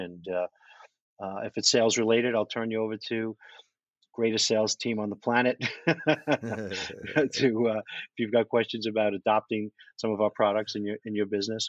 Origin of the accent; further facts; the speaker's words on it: New York, United States; also born or lived in Manhattan; I'm from New York. I lived in Manhattan most of my adult life.